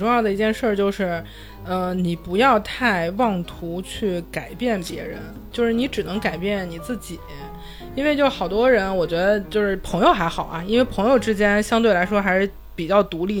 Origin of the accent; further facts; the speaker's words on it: Northeast China, China; 所以我觉得作为一个东北人，我非常知道，就是武力是解决不了问题的。